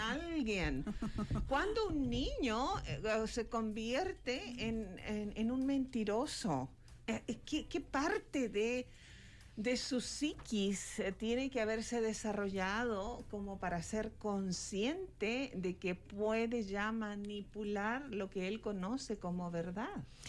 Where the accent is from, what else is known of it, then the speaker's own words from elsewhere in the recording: Chile; now in Mexico; mi país natal